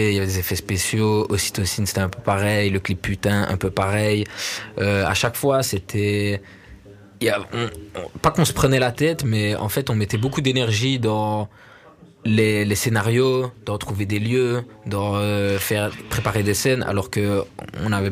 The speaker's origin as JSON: {"language": "French", "town": "Liège", "region": "Wallonia", "country": "Belgium", "also_born_or_lived": "Verviers", "said": "moi, je viens de Verviers. Ok. Liège plus en général, parce que je, suis pas, pas grandi à Verviers, mais euh, voilà, c'est le 4000, tu vois."}